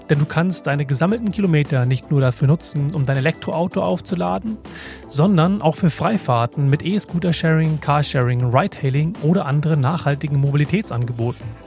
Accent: Hamburg, Germany; Ich finde es ja immer wieder schön, als Hamburger in Berlin zu sein.

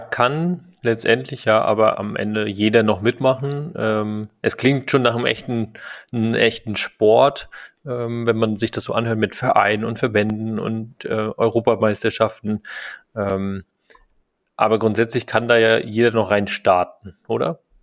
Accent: Rostock, Mecklenburg-Vorpommern, Germany; in Rostock, ähm, in meiner Heimatstadt

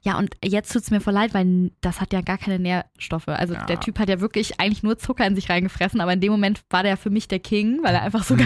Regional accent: Hamburg, Germany; bei uns in Hamburg

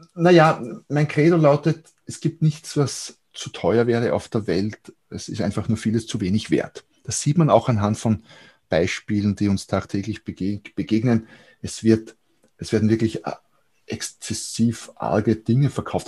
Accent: Austria; hier bei uns in Österreich

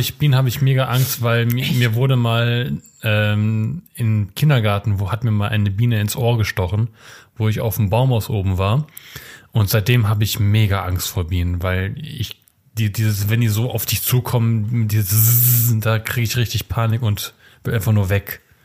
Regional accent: Germany; Ich bin ja auch in Deutschland geboren und nicht in Polen

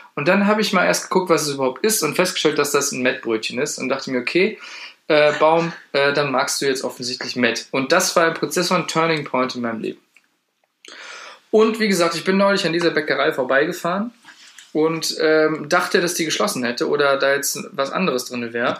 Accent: the heart of North Rhine-Westphalia, Germany; wir kommen jetzt aus dem Herzen NRWs

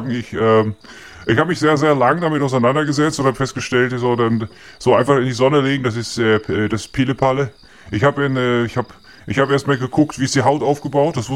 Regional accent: North Germany, Germany; Ich bin äh, ursprünglich bin ich aus dem Norden und äh, ich bin immer sehr blass gewesen in meiner Jugend.

